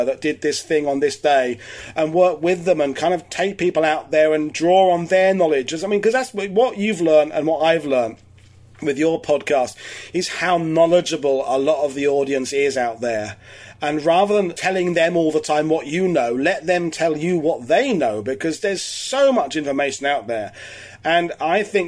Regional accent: United Kingdom; now in Normandy, France; as a Brit

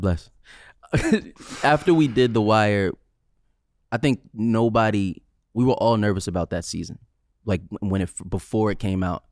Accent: New York City, New York, United States; I'm from Staten Island

